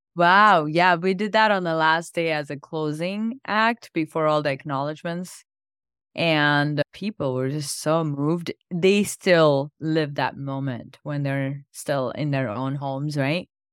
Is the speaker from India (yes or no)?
yes; India; now in United States; I grew up in India and my family's been very spiritual